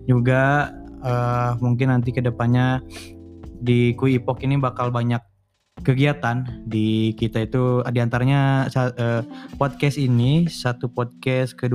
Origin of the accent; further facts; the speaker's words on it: West Java, Indonesia; itu karena kita sebagai orang Sunda ya sebagai pendengar di sini teman-teman pendengar di sini kita nih orang Sunda semua kebetulan